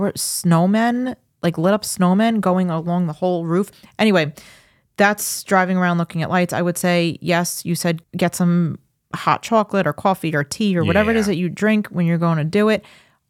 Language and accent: English; Farmingdale, New York, United States; I grew up in Farmingdale. It was a house that was behind the 7-Eleven that was on Route 109, like right near Secatog Avenue.